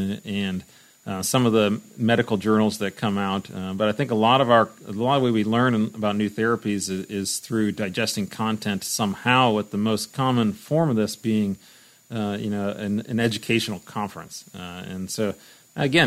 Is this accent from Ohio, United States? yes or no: yes; Cleveland, Ohio, United States; I grew up in the Cleveland area